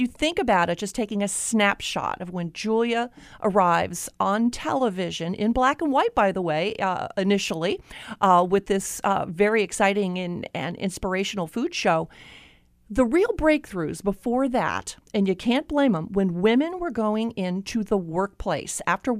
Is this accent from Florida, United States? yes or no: yes; Florida, United States; I grew up in Florida